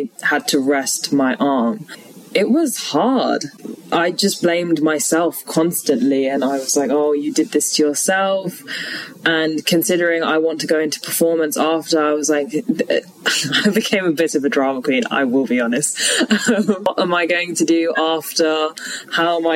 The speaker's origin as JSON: {"language": "English", "region": "London", "country": "United Kingdom", "also_born_or_lived": "Leeds", "said": "I'm originally from London. Both my parents are Sri Lankan"}